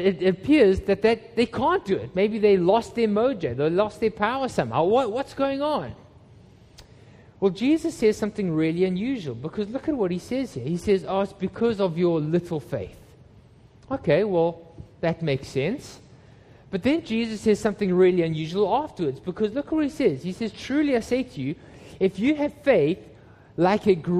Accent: Johannesburg, Gauteng, South Africa; moved away; When I was a teenager, I grew up in Johannesburg in South Africa

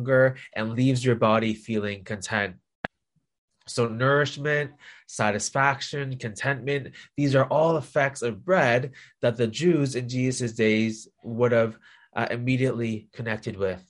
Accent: Toronto, Ontario, Canada; moved away as an adult; now in Hong Kong; I was born and raised in Toronto, in Canada

